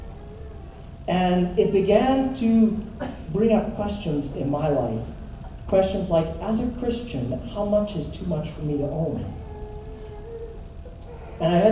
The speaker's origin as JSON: {"language": "English", "country": "Canada", "tie": "born or raised there", "also_born_or_lived": "Toronto", "said": "growing up in Canada"}